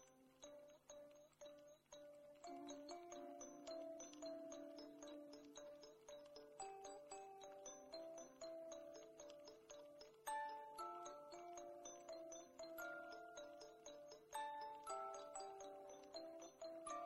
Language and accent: English; Barnsley, Yorkshire and the Humber, United Kingdom; also born or lived in Ireland; I was born in Ireland, but I grew up in Barnsley in South Yorkshire.